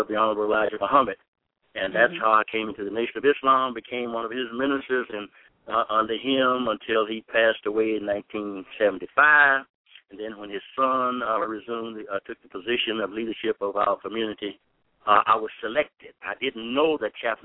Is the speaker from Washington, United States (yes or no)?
no; Marianna, Arkansas, United States; now in Illinois, United States; I'm from Marianna, Arkansas